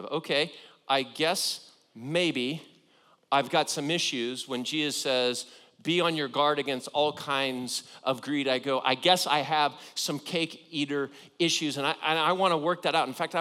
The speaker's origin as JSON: {"language": "English", "region": "Southern California", "country": "United States", "tie": "born or raised there", "said": "I grew up in Southern California"}